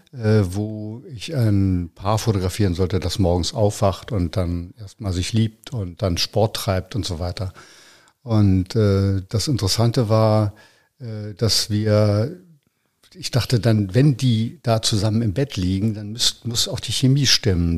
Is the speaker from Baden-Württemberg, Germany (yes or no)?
no; Berlin, Germany; also born or lived in Eichsfeld; Ich bin in Berlin aufgewachsen, ja. ja. Ich bin geboren in, in, äh, in, in Eichsfeld